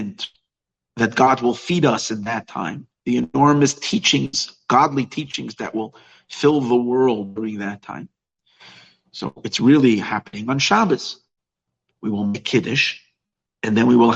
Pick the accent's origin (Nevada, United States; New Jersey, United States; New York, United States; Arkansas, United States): New York, United States; now in Los Angeles, United States; I grew up in New York